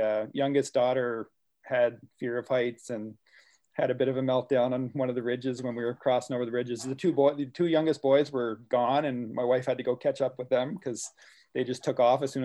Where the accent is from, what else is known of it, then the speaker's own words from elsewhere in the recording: Miramichi, New Brunswick, Canada; I'm originally from the Miramichi